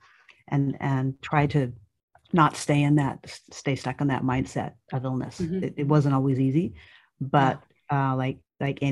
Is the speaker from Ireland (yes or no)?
yes; Ireland; moved away; When I was a child growing up in Ireland